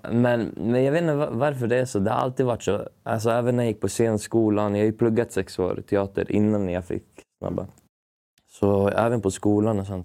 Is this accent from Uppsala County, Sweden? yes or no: yes; Uppsala, Uppsala County, Sweden; also born or lived in Stockholm; jag är uppväxt i, i Gränby i Uppsala